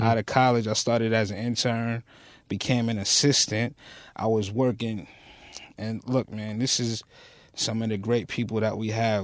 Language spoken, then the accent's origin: English; New York City, New York, United States; moved away as an adult; also born or lived in Newport News, Virginia; I was born and raised right off of Rockaway Boulevard.